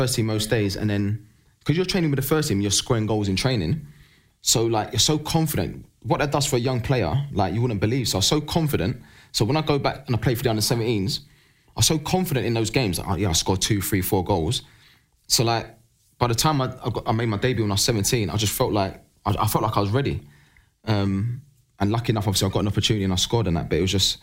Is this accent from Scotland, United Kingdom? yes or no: no; London, United Kingdom; growing up in East London